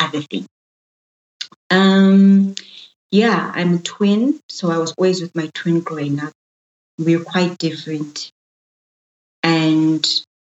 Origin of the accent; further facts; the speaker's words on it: Johannesburg, Gauteng, South Africa; also born or lived in Soweto; I was born and bred in Johannesburg in the city. So I'm a thoroughbred city girl. My formative years were in Soweto, the southwestern township